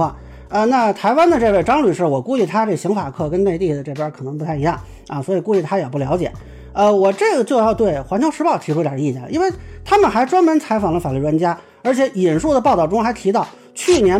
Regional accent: China; 我作为中国人

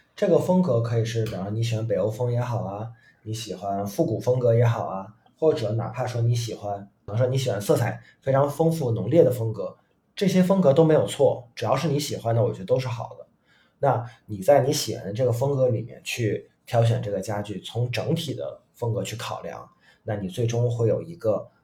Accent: China; 不是说我们中国人就一定要做纯东方的一个东西

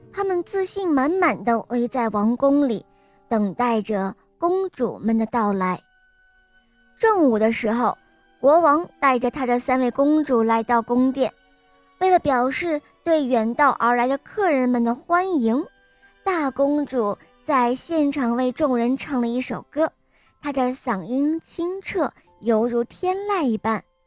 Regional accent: Chengdu, Sichuan, China; 我今年六岁半，我来自成都

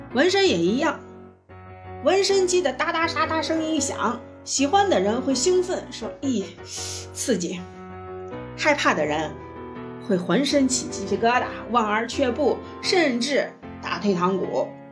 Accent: Shaanxi, China; accent: Shaanxi dialect; 用我们陕西话来说

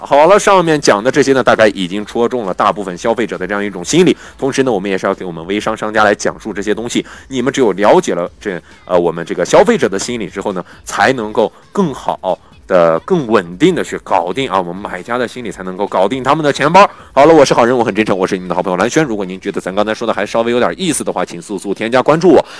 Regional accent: China; 我们中国人的一大特点

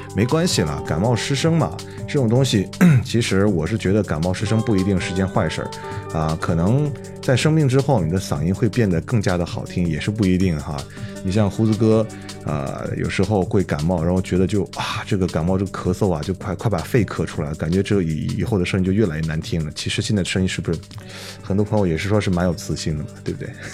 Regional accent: Northwest China, China; 一个地道的西北汉子

